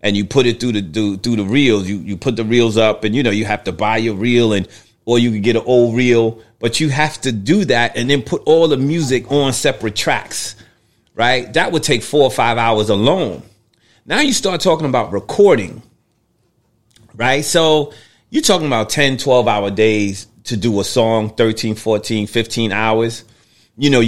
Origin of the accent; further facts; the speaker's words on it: New York City, New York, United States; I grew up in New York City